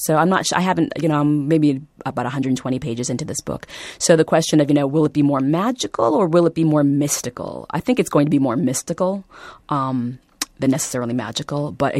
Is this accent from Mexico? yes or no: no; Vietnam; born there; because I was born in Vietnam, people really want to, again, look at this book through that particular lens.